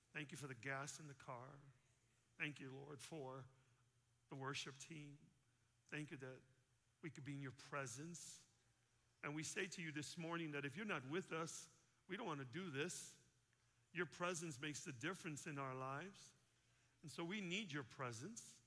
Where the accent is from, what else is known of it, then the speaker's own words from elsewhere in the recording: Chicago, Illinois, United States; I'm from Chicago